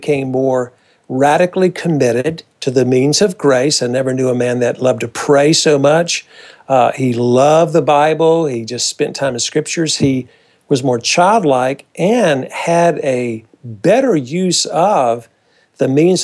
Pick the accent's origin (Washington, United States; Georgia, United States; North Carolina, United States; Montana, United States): North Carolina, United States; a fun guy down in North Carolina, my home state. And I was converted at a Billy Graham movie as a senior in high school in 1968, having been raised in a church in North Carolina